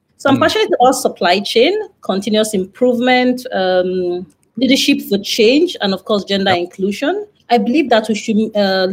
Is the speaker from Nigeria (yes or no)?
yes; Nigeria; also born or lived in northeast Nigeria / western Nigeria; I grew up in Lagos, Nigeria. Well, in different parts of Nigeria, so northeast and western Nigeria, around Nigeria.